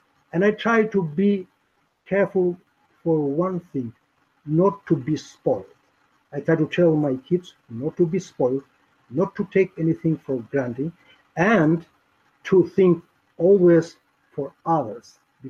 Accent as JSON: {"language": "English", "country": "Albania", "second_language": "English", "moved": "as an adult", "lives_now": "United States", "said": "I'm proud to say that I am one of the best landlords because I was homeless in my home country."}